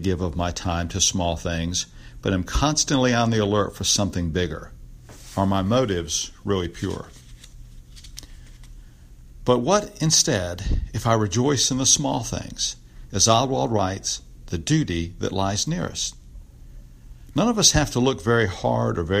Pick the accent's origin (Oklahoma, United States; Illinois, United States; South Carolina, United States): South Carolina, United States; Greenwood; I grew up in Greenwood